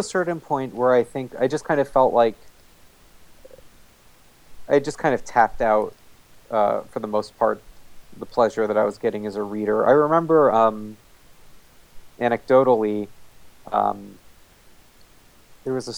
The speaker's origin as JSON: {"language": "English", "region": "New Jersey", "country": "United States", "tie": "born or raised there", "said": "where I grew up in New Jersey"}